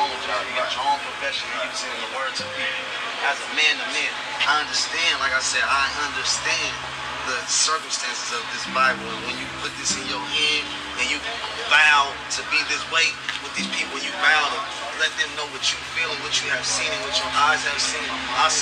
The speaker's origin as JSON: {"language": "English", "region": "California", "country": "United States", "said": "I'm from California"}